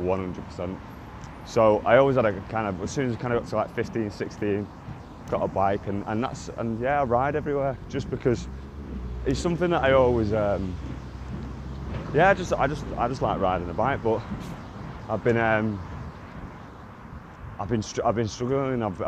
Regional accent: Manchester, North West England, United Kingdom; I grew up in Burnage

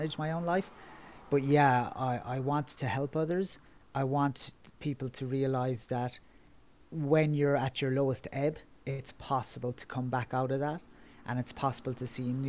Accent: Kerry, Munster, Ireland; moved away as an adult; now in Dublin, Ireland; I currently live in Dublin, which is on the east coast of Ireland, but I'm originally from Kerry, which is on the southwest

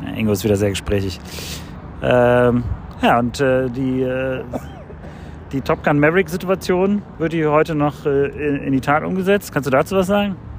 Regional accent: Croatia; now in Cologne, Germany; mein Heimatland Kroatien

